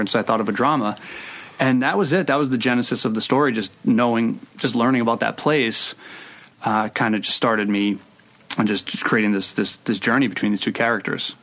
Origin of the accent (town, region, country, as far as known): Providence, Rhode Island, United States; born or raised there